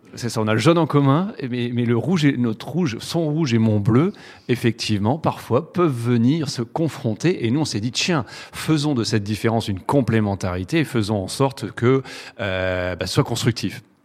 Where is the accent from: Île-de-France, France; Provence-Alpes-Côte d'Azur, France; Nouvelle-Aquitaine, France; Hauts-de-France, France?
Hauts-de-France, France; the Nord, very close to Lille; on est du Nord